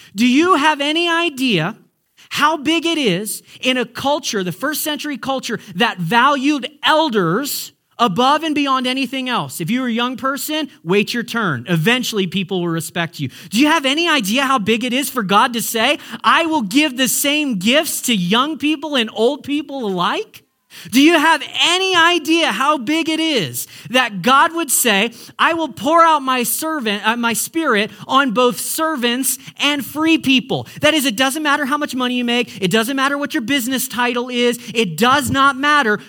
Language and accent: English; United States; now in Canada; As an American